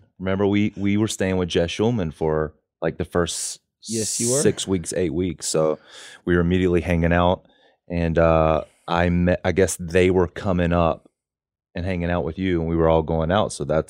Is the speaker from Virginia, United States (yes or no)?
no; North Carolina, United States; moved away as an adult; also born or lived in New York / Los Angeles